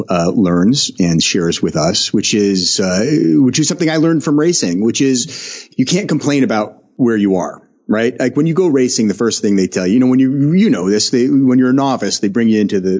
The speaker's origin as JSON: {"language": "English", "town": "Seattle", "region": "Washington", "country": "United States", "tie": "born or raised there", "also_born_or_lived": "New York", "moved": "as an adult", "said": "I grew up here in Seattle, and then I moved to New York to go to school, and I stayed in New York for 18 years"}